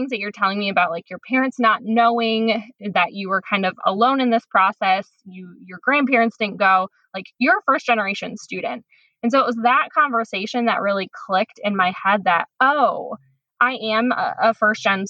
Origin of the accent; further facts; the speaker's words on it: Tomah, Wisconsin, United States; now in Chicago, United States; I'm originally from Tomah, Wisconsin, which is a tiny town in the middle of the state of Wisconsin